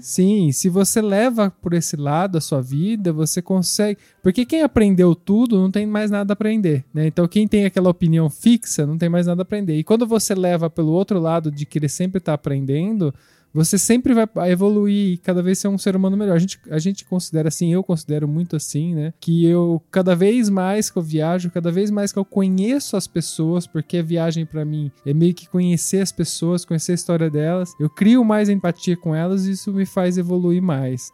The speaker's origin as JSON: {"language": "Portuguese", "town": "São Carlos", "region": "São Paulo", "country": "Brazil", "moved": "yes", "lives_now": "Italy", "said": "De onde eu vim de São Carlos, não tem ninguém, nenhum velhinho"}